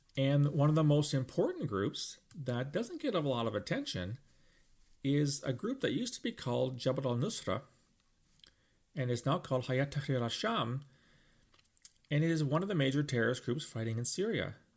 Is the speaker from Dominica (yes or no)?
no; London, Ontario, Canada; my hometown, London, Ontario